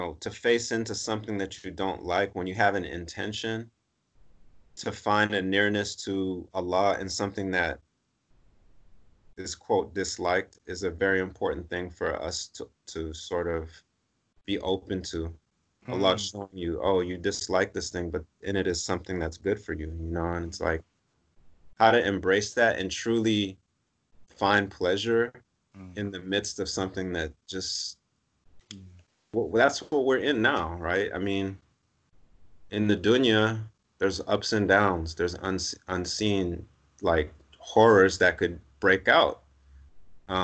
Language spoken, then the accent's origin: English; Los Angeles, California, United States; I'm from Los Angeles, Southern California. So I grew up in sunny, warm weather.